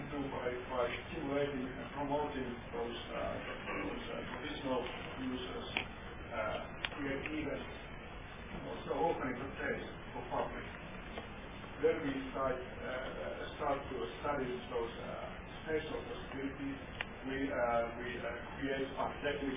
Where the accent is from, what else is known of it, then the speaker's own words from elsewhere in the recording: Tampere, Pirkanmaa, Finland; my hometown, Tampere